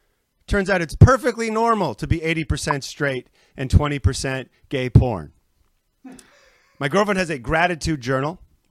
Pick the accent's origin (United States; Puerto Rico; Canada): Canada; moved away; I'm Canadian